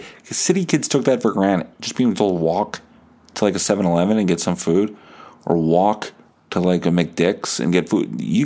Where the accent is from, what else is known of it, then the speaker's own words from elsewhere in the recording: New Bothwell, Manitoba, Canada; also born or lived in Steinbach; I grew up in New Bothwell